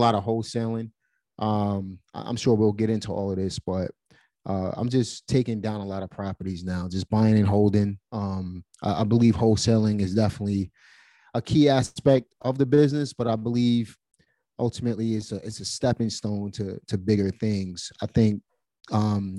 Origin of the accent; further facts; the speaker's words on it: New York City, New York, United States; I'm from Brooklyn.